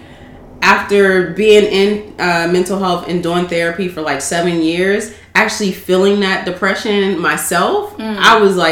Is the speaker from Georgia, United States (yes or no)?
no; Pittsburgh, Pennsylvania, United States; I was born and raised in Pittsburgh